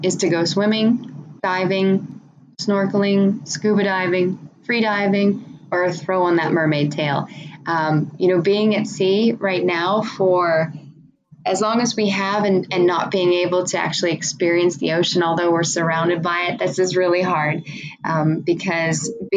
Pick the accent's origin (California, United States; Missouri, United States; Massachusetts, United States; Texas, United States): California, United States; San Francisco; my hometown of San Francisco